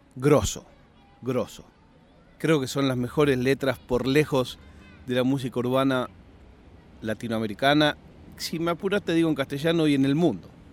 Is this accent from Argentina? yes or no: yes; Argentina; now in Spain; no tengo duda ninguna de sentirme argentino. Viva donde viva